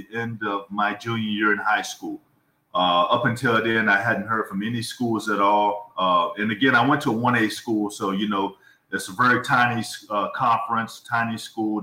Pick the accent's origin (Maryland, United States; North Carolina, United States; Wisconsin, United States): North Carolina, United States; Columbia; also born or lived in New Jersey; I was born in Jersey, and I had relatives there. So I would spend summers there. Asbury Park in that area on the water and so forth. I would spend summers there growing up. But I basically grew up in Columbia, North Carolina